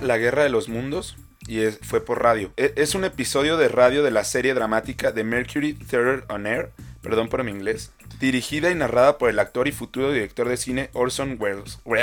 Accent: Mexico

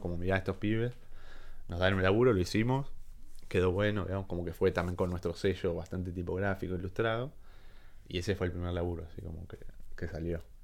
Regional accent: La Plata, Buenos Aires Province, Argentina; moved away as an adult; now in Buenos Aires, Argentina; yo soy de, de Citibel, de La Plata

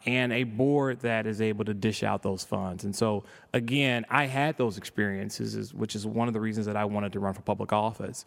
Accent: Chicago, Illinois, United States; grew up on the south side of Chicago

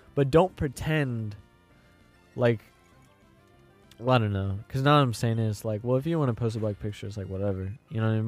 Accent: Florissant, Missouri, United States; I'm from Florissant

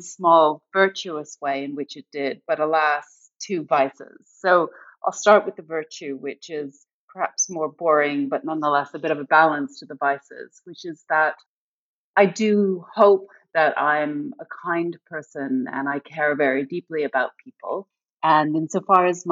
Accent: Canada; moved away as an adult; also born or lived in United Kingdom; now in United States; Originally, I'm from Canada, but before moving to the US, I spent most of my adult life in the UK

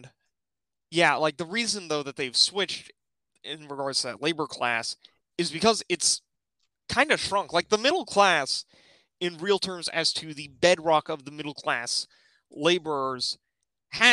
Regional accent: West Virginia, United States; my home state

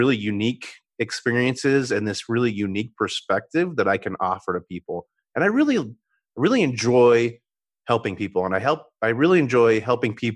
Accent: Colorado, United States; I'm a Colorado native, born and raised in Colorado

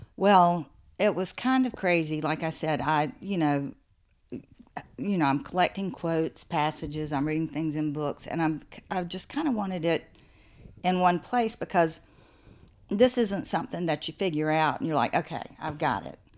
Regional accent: the South, United States; also born or lived in St. Simons Island, Georgia; I grew up in the South.

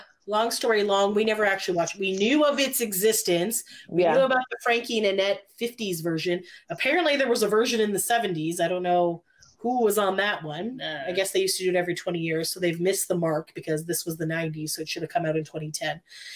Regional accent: Canada; For those listening that are not Canadian. {S10} Yes. {S11} We're Canadian.

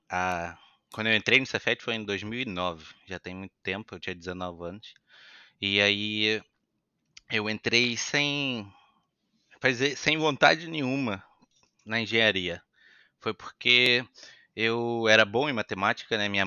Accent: Itaboraí, Rio de Janeiro, Brazil; Sou de Itaboraí, né? meus pais são de Itaboraí, nasci em Itaboraí, 55 quilômetros do, do, Maracanã

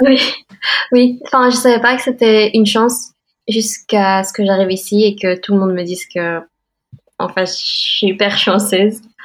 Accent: Belgium; moved away as an adult; now in Boston, United States; Je suis née en Belgique

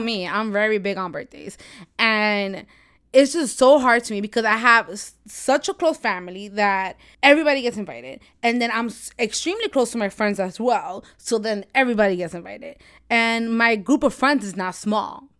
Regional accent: New York, United States; I'm from New York, born and raised

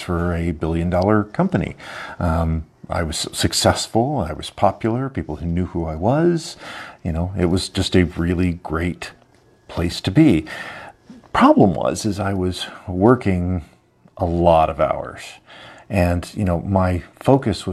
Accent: Dunnellon, Florida, United States; also born or lived in Ocala, Florida / Omaha, Nebraska; I'm a farm boy from Dunellen, Florida. And I was born in Ocala, Florida and raised on a farm

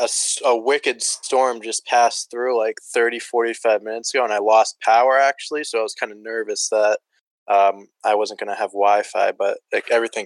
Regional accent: Boston, Massachusetts, United States; I got lucky just growing up in Boston, so it really didn't make my choice hard. I'm 20

